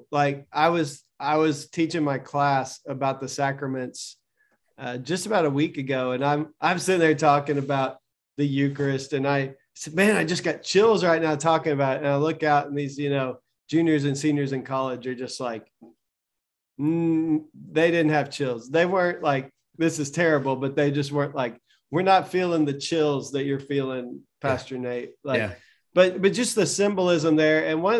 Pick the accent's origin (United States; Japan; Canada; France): United States; Southern United States; I need my Southern Baptist accent or something, like, because I'm from the South. I grew up.